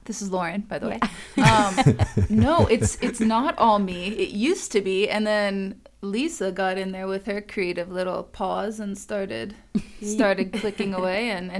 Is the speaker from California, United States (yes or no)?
yes; Carlsbad, California, United States; I'm from Carlsbad